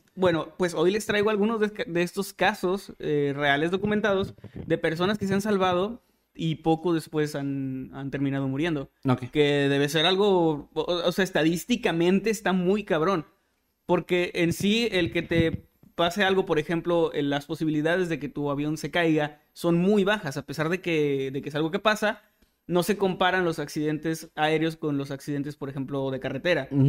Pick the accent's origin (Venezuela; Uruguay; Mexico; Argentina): Mexico; nosotros como mexicanos